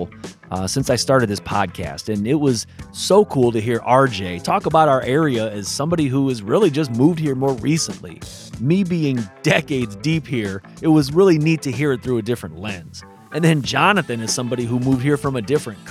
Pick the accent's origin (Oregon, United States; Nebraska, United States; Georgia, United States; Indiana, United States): Indiana, United States; South Bend; growing up here, the past 10, 15 years